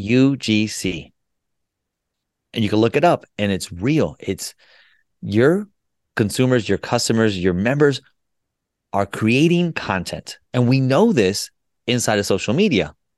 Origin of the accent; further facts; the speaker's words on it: United States; also born or lived in Colombia / Florida; I was born in Columbia, South America, and I was made in the U S. And what I mean by that, I came here when I was two years old, and I grew up